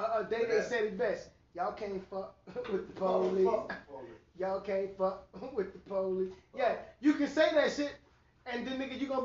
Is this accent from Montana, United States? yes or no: no; Louisiana, United States; I'm from Louisiana